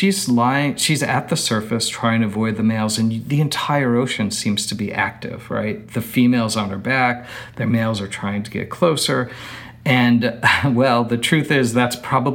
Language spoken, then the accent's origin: English; New York City, New York, United States; moved away; I grew up in New York City.